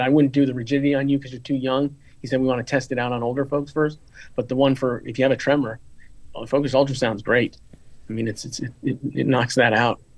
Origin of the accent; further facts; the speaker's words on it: Florida, United States; I, I come from Florida